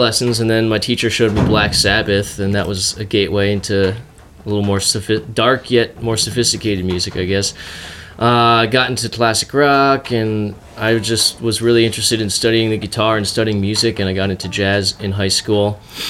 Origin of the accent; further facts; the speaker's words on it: New Jersey, United States; moved away as an adult; also born or lived in Boston; I grew up right outside of New York City in North Jersey, and like, there's no bluegrass music there.